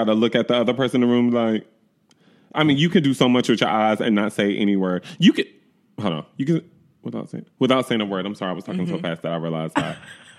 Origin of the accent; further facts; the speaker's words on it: the South, United States; also born or lived in West Village, New York; now in New York, United States; I'm from the South, too. I'm sorry. I'm a little country.